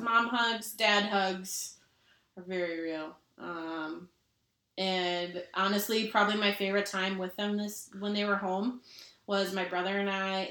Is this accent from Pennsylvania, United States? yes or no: no; Minnesota, United States; I'm so not Minnesotan